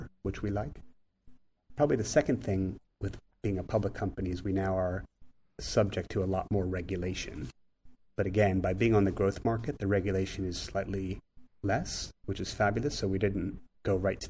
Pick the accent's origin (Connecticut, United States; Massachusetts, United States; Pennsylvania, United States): Pennsylvania, United States; Philadelphia; accent: Philly; moved away as an adult; now in London, United Kingdom; my funny Philly accent